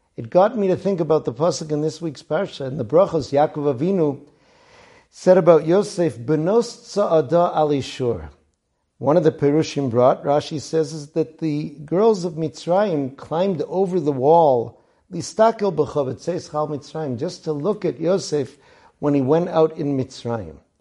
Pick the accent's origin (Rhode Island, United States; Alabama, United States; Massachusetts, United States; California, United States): Massachusetts, United States; Boston; my hometown of Boston